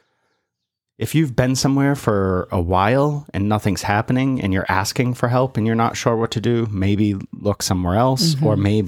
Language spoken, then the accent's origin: English; North Carolina, United States; But I'm from North Carolina and I'm not coming back.